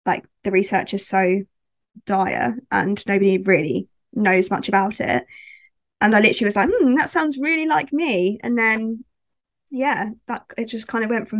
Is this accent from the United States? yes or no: no; West Sussex, South East England, United Kingdom; I'm from West Sussex.